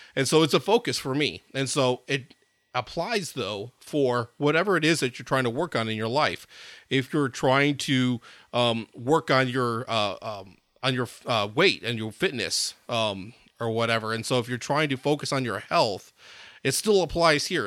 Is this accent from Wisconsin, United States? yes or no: yes; Madison, Wisconsin, United States; I grew up in Madison, Wisconsin